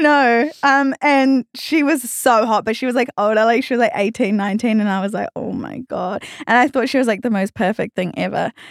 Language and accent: English; New Zealand; accent: Australian; moved away as an adult; now in Australia; I actually was born in New Zealand and I grew up in New Zealand.